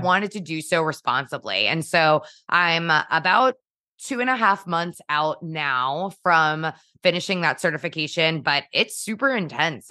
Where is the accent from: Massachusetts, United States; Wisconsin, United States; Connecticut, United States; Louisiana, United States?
Connecticut, United States; Trumbull; I born and raised in Trumbull, Connecticut